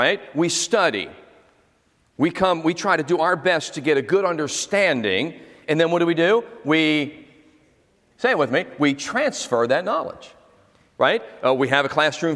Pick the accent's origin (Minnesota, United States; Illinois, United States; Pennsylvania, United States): Pennsylvania, United States; Philadelphia; also born or lived in Florida; now in New Jersey, United States; I was born in South Philly